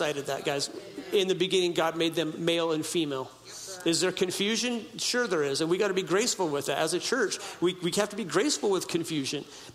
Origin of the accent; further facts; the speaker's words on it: Humboldt County, Northern California, United States; I grew up in Humboldt County, Northern California. I grew up in a little tiny town on the Klamath River